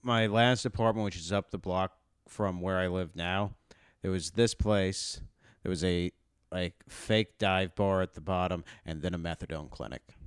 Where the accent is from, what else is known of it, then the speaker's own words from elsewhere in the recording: Texas, United States; moved away as an adult; I grew up in Texas